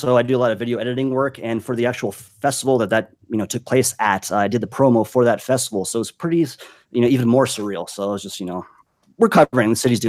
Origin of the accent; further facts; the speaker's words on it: Las Vegas, Nevada, United States; born and raised in Las Vegas. Been here. I kind of moved away for a couple years, came back, and pretty much Vegas is my hometown.